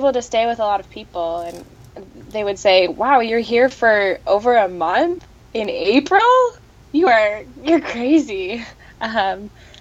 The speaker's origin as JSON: {"language": "English", "country": "United States", "said": "as an American"}